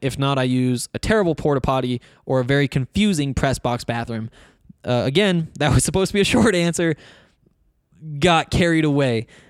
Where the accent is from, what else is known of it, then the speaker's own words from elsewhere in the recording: Flathead Valley, Northwest Montana, United States; accent: Montana; moved away; I grew up in the Flathead Valley, Northwest Montana, kind of a resorty area.